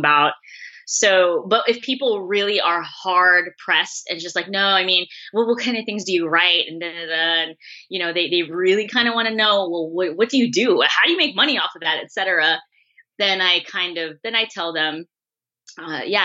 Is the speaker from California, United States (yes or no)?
yes; San Francisco, California, United States; I'm born and raised in San Francisco.